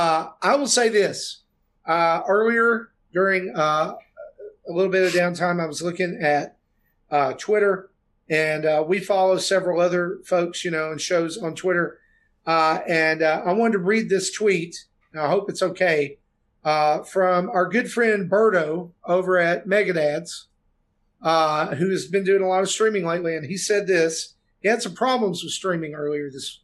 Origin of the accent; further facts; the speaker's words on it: the South, United States; I'm from the South.